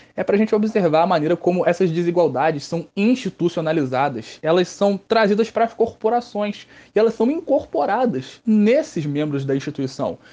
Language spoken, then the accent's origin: Portuguese; Rio de Janeiro, Brazil; eu sou do Rio de Janeiro, do estado do Rio de Janeiro, é um pulo para eles chegarem aqui na minha cidade.